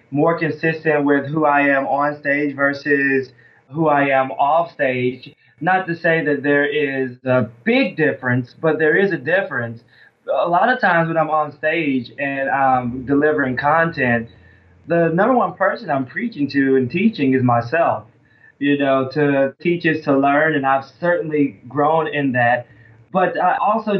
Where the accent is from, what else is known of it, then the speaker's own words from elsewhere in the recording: Alabama, United States; moved away; because I live up north and I'm actually from Alabama